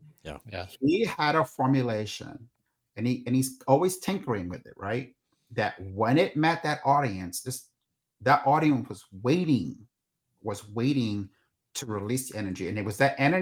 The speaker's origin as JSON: {"language": "English", "town": "New York City", "region": "New York", "country": "United States", "tie": "born or raised there", "said": "I grew up in New York City"}